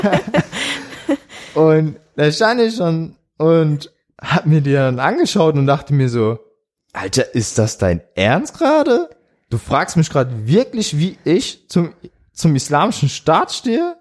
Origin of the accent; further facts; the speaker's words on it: Bad Kreuznach, Rhineland-Palatinate, Germany; aus Bad Kreuznach. Ist so bei Mainz.